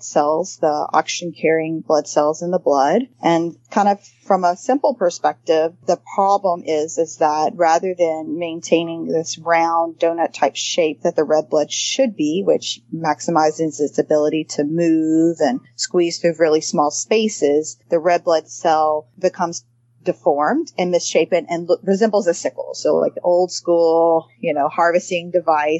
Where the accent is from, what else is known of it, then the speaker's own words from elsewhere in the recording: Shreveport, Louisiana, United States; moved away as an adult; also born or lived in Memphis, Tennessee; I'm a Louisiana girl. I'm born and raised, and I did my medical training in medical school at the Medical School of Louisiana State University, Go Tigers, School of Medicine in Shreveport, which is actually my hometown.